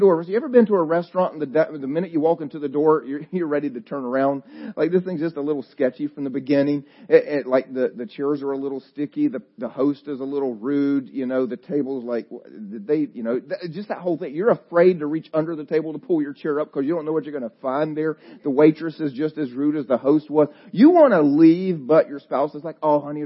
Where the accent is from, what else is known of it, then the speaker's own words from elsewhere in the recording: the South, United States; I'm from the South